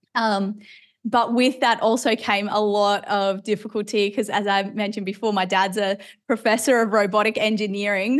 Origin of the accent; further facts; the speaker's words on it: Australia; also born or lived in Ireland; we moved to Australia when I was about eight or nine years old. Uh, so now I'm an Aussie citizen.